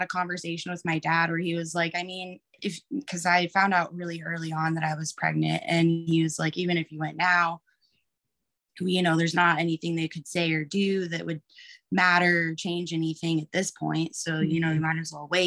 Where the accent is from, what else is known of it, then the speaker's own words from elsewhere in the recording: Texas, United States; moved away as an adult; also born or lived in Maui, Hawaii; now in Oregon, United States; I grew up in Texas, like hospital birth is what I knew